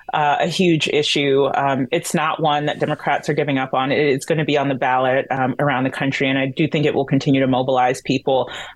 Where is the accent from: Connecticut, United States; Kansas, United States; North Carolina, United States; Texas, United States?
North Carolina, United States; I'm from North Carolina.